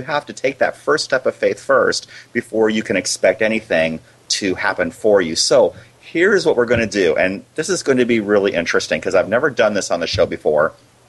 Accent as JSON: {"language": "English", "region": "Iowa", "country": "United States", "tie": "born or raised there", "lives_now": "Arizona, United States", "said": "No, I grew up in Iowa."}